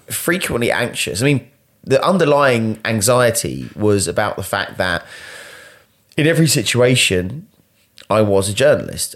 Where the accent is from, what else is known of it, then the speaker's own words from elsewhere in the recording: Essex, East of England, United Kingdom; I was born in Essex